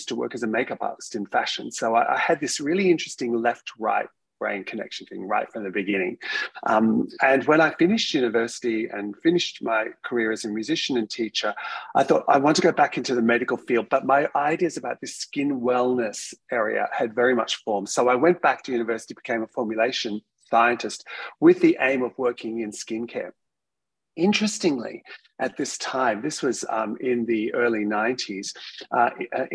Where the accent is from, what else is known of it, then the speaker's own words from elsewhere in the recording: Australia; being an Australian scientist